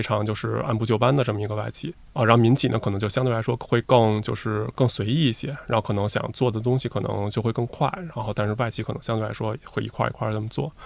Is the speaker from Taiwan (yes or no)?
no; Beijing, China; 我从小就在北京